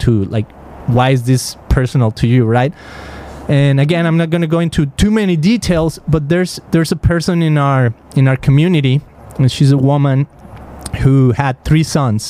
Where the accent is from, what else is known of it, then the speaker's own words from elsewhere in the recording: Guadalajara, Jalisco, Mexico; I grew up in Mexico, in Guadalajara